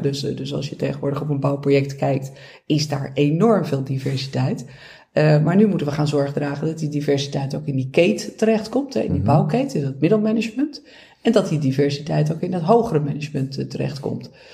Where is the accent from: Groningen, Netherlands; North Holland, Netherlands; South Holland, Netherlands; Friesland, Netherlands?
North Holland, Netherlands; Beverwijk; Ik kom zelf uit Beverwijk